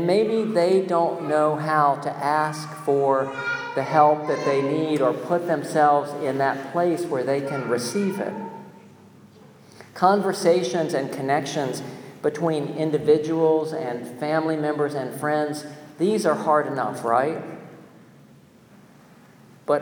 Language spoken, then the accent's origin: English; North Carolina, United States; my home state, North Carolina